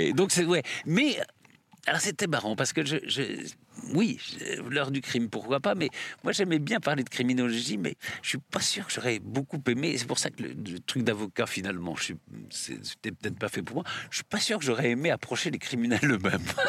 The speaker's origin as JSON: {"language": "French", "town": "Limoges", "region": "Nouvelle-Aquitaine", "country": "France", "tie": "born or raised there", "also_born_or_lived": "south-west France", "moved": "yes", "said": "ma famille est du sud-ouest, mais mon père avait été nommé à Limoges, donc on, vivait à Limoges"}